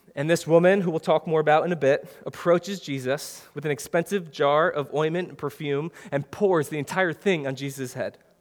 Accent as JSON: {"language": "English", "region": "Wisconsin", "country": "United States", "moved": "as an adult", "lives_now": "New Jersey, United States", "said": "we're all from Wisconsin"}